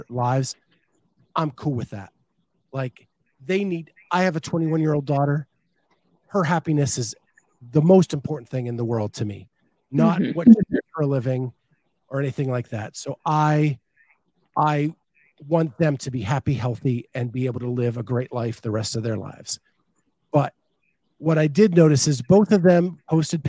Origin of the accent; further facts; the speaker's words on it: Pennsylvania, United States; I grew up in Pennsylvania, and I am a proud Pennsylvanian.